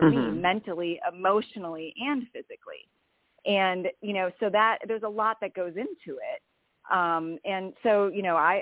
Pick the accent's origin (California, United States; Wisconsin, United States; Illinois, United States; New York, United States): Wisconsin, United States; moved away as an adult; also born or lived in Indiana; I grew up in Wisconsin, so I was a northerner for a long time